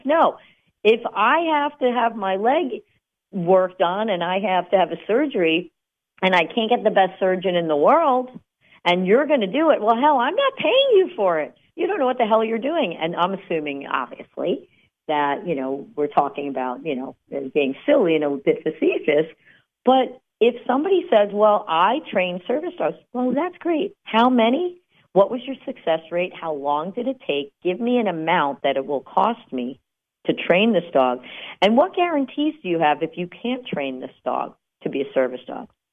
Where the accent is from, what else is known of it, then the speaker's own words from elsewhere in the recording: New Jersey, United States; we're from New Jersey